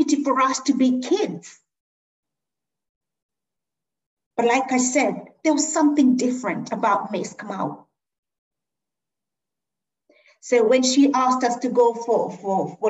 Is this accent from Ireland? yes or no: no; Kenya; moved away; I was born in Kenya.